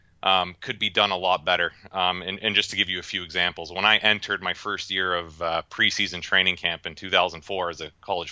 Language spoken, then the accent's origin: English; Canada; now in United States; I grew up north in Canada